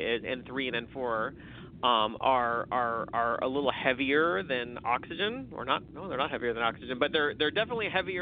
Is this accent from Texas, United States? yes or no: no; California, United States; I'm from California, so when we live in we're in Davis